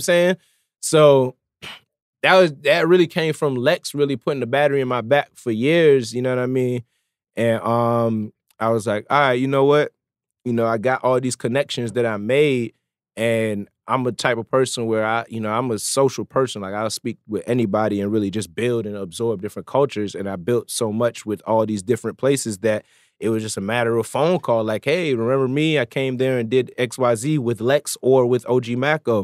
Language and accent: English; Norfolk, Virginia, United States; also born or lived in Jamaica